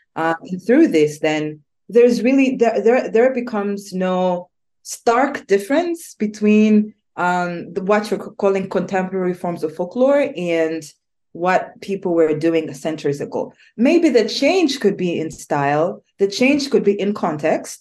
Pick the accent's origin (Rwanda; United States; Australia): Rwanda; moved away; I am originally born and raised in Rwanda, but I I live in different spaces.